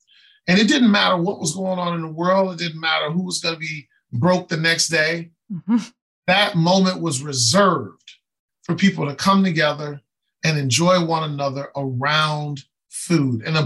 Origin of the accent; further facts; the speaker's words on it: Chicago, Illinois, United States; I grew up on the west side of Chicago